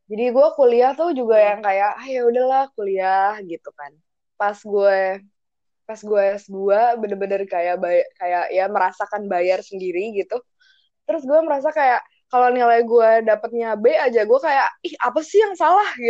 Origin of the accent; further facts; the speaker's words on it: Jakarta, Indonesia; misalnya ya aku dari DKI Jakarta ya bahasa daerahnya Betawi gitu kan